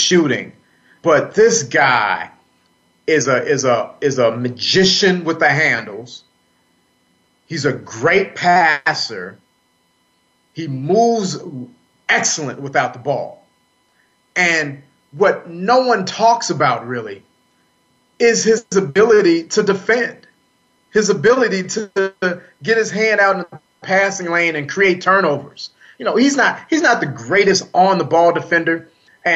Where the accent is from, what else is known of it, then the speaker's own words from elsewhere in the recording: Chicago, Illinois, United States; I grew up in the Chicago area.